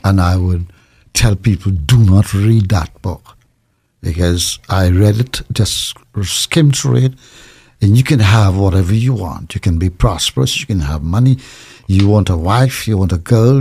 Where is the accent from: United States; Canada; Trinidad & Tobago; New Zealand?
Trinidad & Tobago; I was born in Trinidad, in a small village